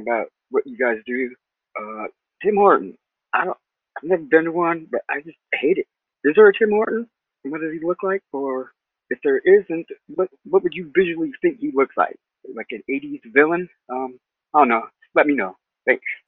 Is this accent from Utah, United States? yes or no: yes; Utah, United States; I'm from the Lower forty-eight in Utah